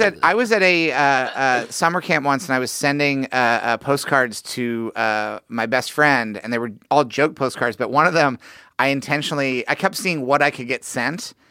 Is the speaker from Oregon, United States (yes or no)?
no; Missouri, United States; I'm from Missouri